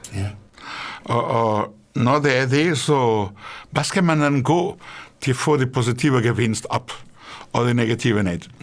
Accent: Portugal; Danish is a second language; moved away as an adult; now in Denmark; Portugal, hvor jeg kommer fra

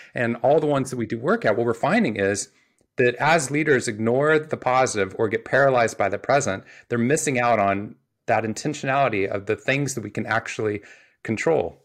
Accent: Waco, Texas, United States; I grew up in Waco, Texas

